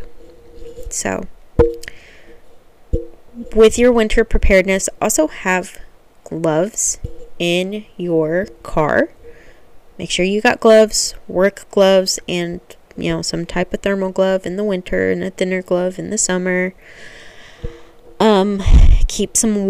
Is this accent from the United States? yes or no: yes; Oklahoma, United States; I'm from Oklahoma.